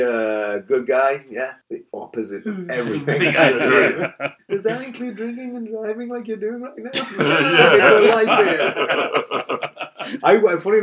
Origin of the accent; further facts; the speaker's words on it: England, United Kingdom; as an Englishman